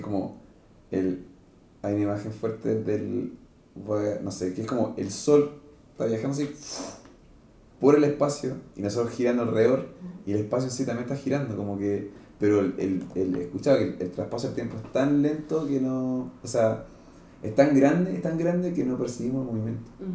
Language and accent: Spanish; Santiago, Santiago Metropolitan Region, Chile; yo nací acá en Santiago